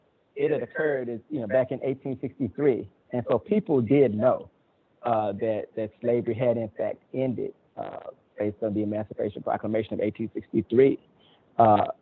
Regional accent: Barnesville, Georgia, United States; Absolutely. I grew up in Middle Georgia in a small town, Barnesville, Georgia.

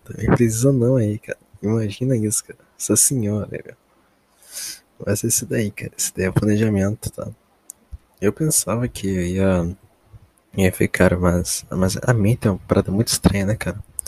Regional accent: Brazil; eu como brasileiro

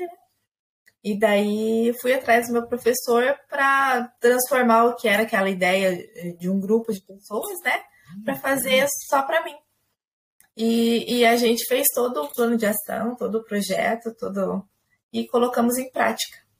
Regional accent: Maringá, Paraná, Brazil; now in Ponta Grossa, Brazil; eu sou nascida em Maringá, no Paraná

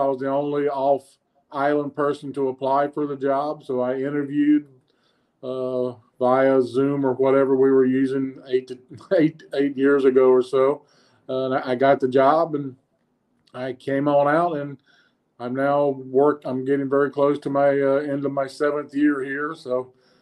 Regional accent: South Carolina, United States; also born or lived in Florida / Seattle; now in Guam; I was born and raised in South Carolina, and I spent well over 20 years in the state of Florida.

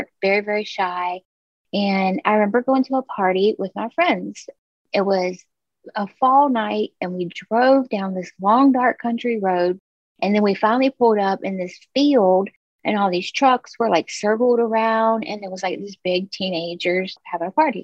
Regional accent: Orangeburg, South Carolina, United States; I was born in Orangeburg, South Carolina. It's this tiny little town

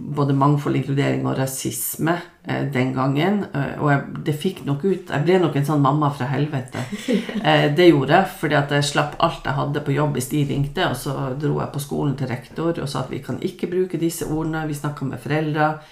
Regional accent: Lofoten, Nordland, Norway; moved away; det å komme fra Lofoten

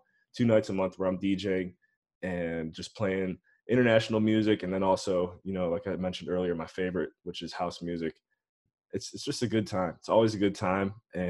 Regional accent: Painesville, Ohio, United States; my hometown, Painesville, Ohio.

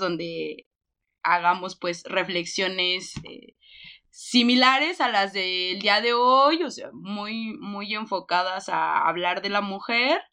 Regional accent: Michoacán, Mexico; nosotras somos del estado de Michoacán

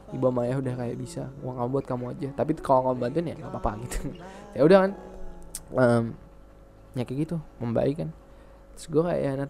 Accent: Indonesia; born there; also born or lived in United States; gue lahir di Indo nih cuman gue ngerasa besar di Amerika

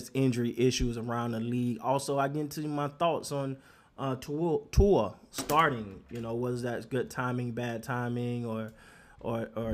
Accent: Havana, Florida, United States; I'm originally from Havana, Florida

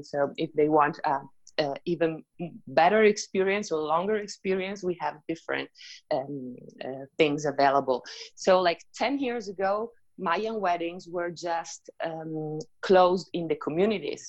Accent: Italy; moved away as an adult; also born or lived in Riviera Maya, Mexico; now in Mexico; I'm originally from Italy

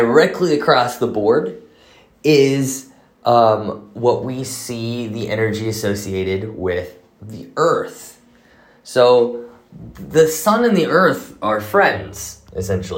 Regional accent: Clearwater, Florida, United States; moved away; also born or lived in Jerusalem; my hometown, Clearwater, St. Pete area

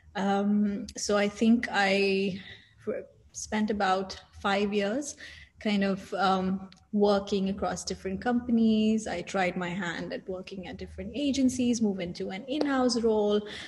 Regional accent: Saudi Arabia; moved away as an adult; also born or lived in India (parents); now in Dubai, United Arab Emirates; I was born and raised in Saudi Arabia.

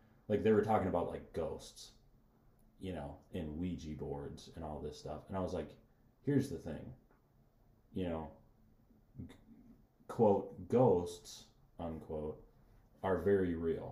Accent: United States; We are American Christians, not Christian Americans

